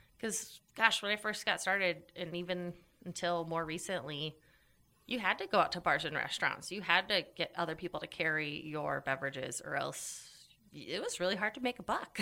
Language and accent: English; Idaho, United States; moved away as an adult; also born or lived in Austin, Texas / Chicago, Illinois; I was gone from Idaho less than a year, or just about a year. And I was like, I got to get back to Idaho.